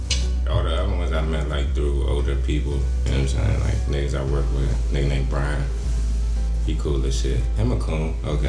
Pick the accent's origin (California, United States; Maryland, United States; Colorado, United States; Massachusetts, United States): Maryland, United States; Anne Arundel County; I grew up in Anne Arundel County, too